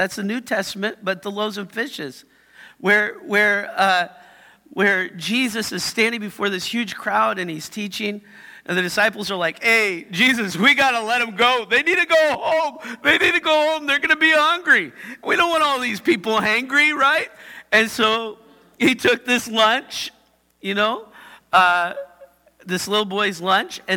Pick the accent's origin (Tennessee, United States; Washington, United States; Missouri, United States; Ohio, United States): Washington, United States; Yakima; Shows I'm from Yakima.